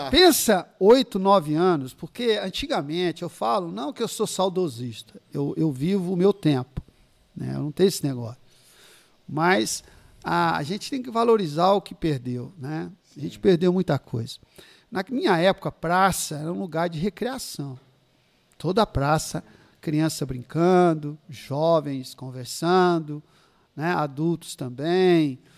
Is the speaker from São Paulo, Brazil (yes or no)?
yes; Ribeirão Preto, São Paulo, Brazil; Nasci aqui, né, em 1964. E cresceu até os sete aqui na Vila Virgínia, até os sete e meio.